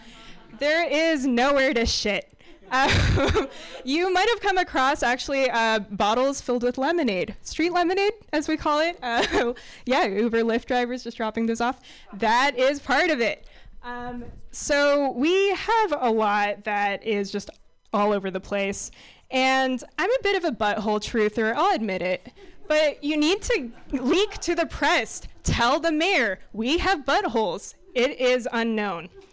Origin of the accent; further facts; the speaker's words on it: San Francisco, California, United States; So I grew up in San Francisco